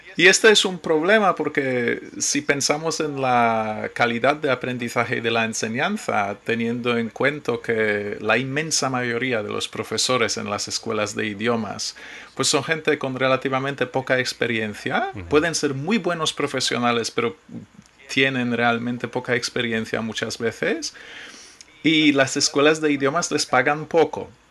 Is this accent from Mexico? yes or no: no; Poland; Spanish is a second language; moved away as an adult; now in Spain; sí, soy polaco. Pero yo eh, no he vivido en Polonia desde hace 20 años, más de 20 años